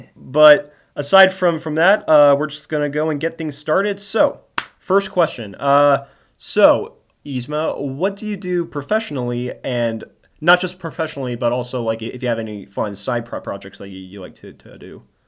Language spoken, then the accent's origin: English; New Jersey, United States; now in Maryland, United States; my home state in New Jersey